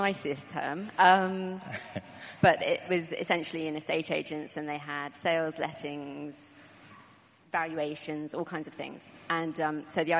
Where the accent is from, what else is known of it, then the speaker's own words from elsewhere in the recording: Croydon, London, United Kingdom; also born or lived in Yorkshire; I was born in Yorkshire, and we moved down to Sandstead, Croydon, when I was about 5 years old